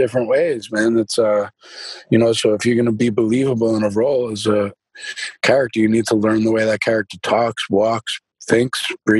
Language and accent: English; Boston, Massachusetts, United States; accent: Boston; And it's crazy because now I've done all these exercises with my mouth, and my Boston accent just naturally is kind of faded, man